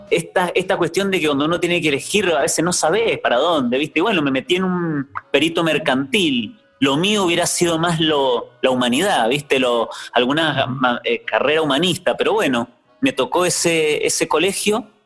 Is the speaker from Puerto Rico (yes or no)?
no; Mendoza, Argentina; En Mendoza. Mendoza, ciudad. República Argentina, Menduco de Ley.